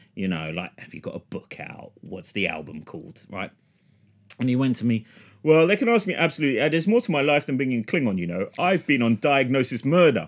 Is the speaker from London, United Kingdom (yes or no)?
yes; London, United Kingdom; where I was raised in London.